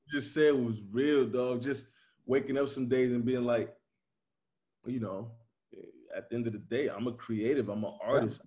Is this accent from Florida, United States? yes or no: no; Chicago, Illinois, United States; now in Nashville, United States; I'm from Chicago